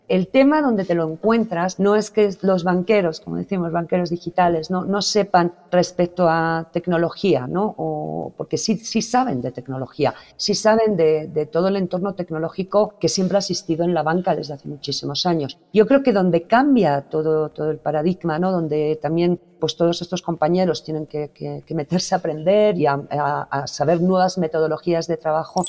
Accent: Spain; accent: Spanish (Spain); moved away as an adult; now in Mexico; No he cambiado mi acento español

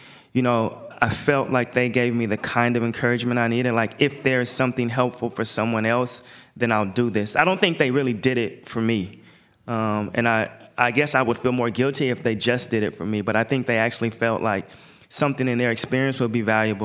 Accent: Portland, Oregon, United States; I'm from Portland.

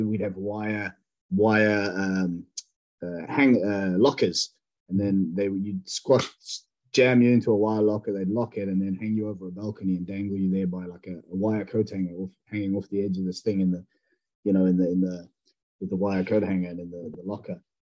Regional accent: South Africa; now in United Kingdom; growing up in South Africa

